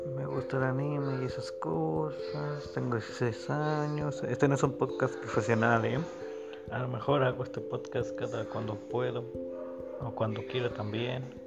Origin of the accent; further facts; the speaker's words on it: Mexico; soy mexicano